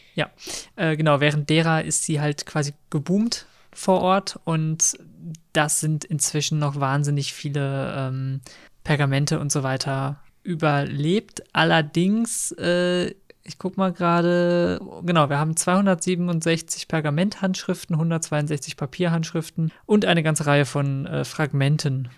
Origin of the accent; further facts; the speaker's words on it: Münster, North Rhine-Westphalia, Germany; wir kommen ja aus Münster